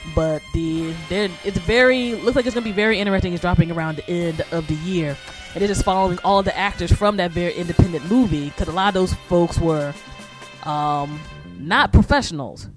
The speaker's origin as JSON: {"language": "English", "country": "United States", "also_born_or_lived": "New York metropolitan area", "said": "as an American, and like I said, um, the NYC Metro is literally where I became an adult"}